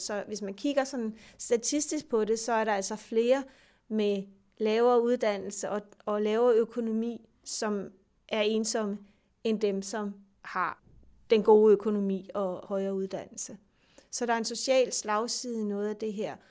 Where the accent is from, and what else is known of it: Denmark